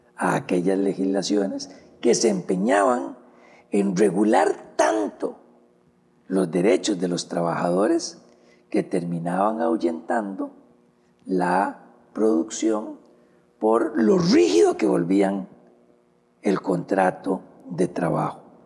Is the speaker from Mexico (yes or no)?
no; Costa Rica